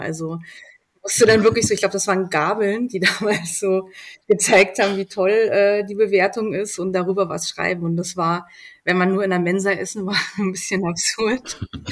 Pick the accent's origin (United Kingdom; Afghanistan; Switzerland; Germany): Germany; Berlin; moved away as an adult; also born or lived in Helmstedt, Lower Saxony / Göttingen; now in Austria; Ich äh, komme aus Berlin, bin in Helmstedt geboren, also Niedersachsen, und mit drei Jahren dann nach Berlin. Ich fühle mich auch als Berlinerin